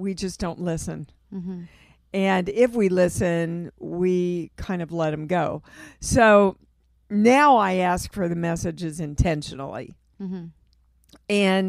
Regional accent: Kansas City, Missouri, United States; Kansas City.

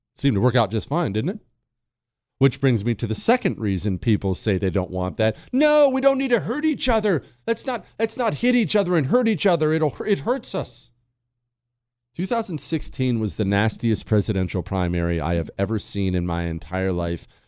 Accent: Ohio, United States; I grew up hunting with my dad. I, have told you before in Ohio, we had beagle dogs.

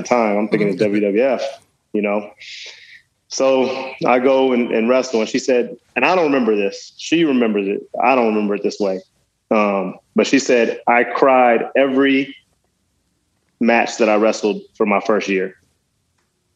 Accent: Dallas, Texas, United States; also born or lived in West Virginia; I got to Dallas at that age, and kind of that's where I did most of my growing up.

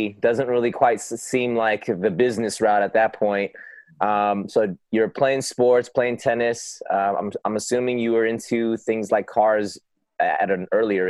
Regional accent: Los Angeles, California, United States; That's my hometown, bro.

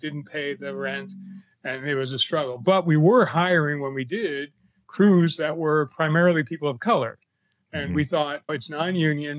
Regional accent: Chicago, Illinois, United States; Chicago, my hometown

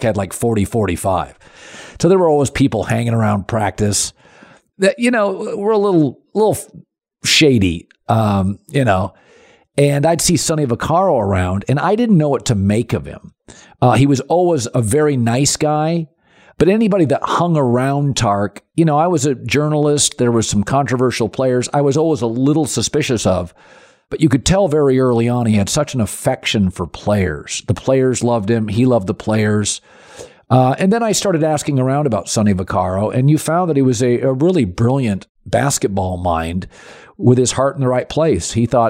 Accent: Pacific Northwest, United States; I grew up in the Pacific Northwest and spent 6-7 years in Portland.

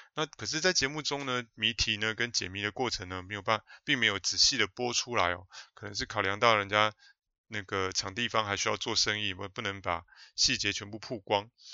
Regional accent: New Taipei, Taiwan; 我是碧潭边长大的小孩哦，从出生呢就住在吊桥桥头旁边的那个新店街上面，哦，一直住到上幼稚园才搬家

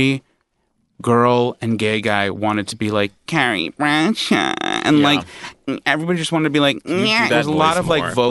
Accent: New York, United States; As a New Yorker

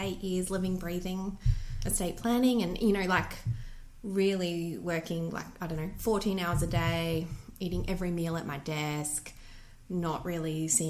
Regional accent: Bundaberg, Queensland, Australia; now in Brisbane, Australia; I grew up in Bundy. I'm a Bundaberg girl.

